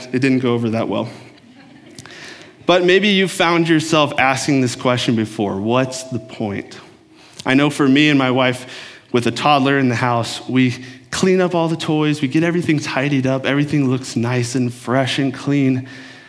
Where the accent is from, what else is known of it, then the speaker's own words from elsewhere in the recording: Texas, United States; moved away as an adult; also born or lived in Oklahoma; now in Minnesota, United States; I grew up in Texas. I'm a Texan by heart